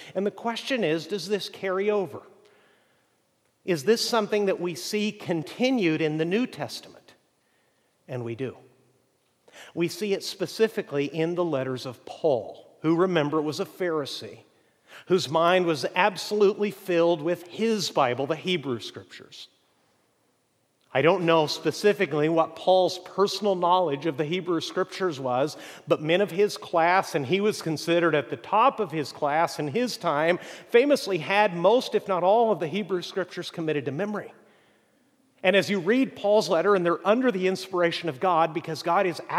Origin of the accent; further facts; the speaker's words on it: Chihuahua, Mexico; Where I grew up in Mexico, about an hour away, is prime apple-growing country. And the first and best apples I'd ever seen in my life came out of Chihuahua, Mexico.